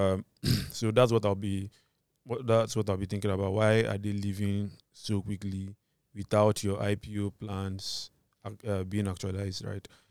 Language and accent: English; Nigeria; my identity as a Nigerian